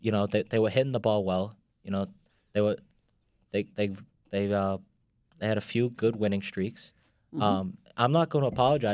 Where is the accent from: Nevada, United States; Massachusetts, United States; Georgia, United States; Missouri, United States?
Massachusetts, United States; Boston; accent: Boston; He could tell from my accent I was from Boston